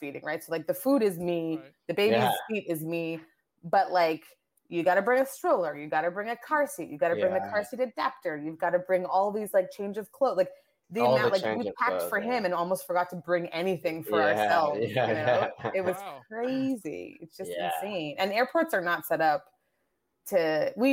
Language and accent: English; Canada; also born or lived in Nigeria / Asia / France; I moved to Canada. I grew up in Canada.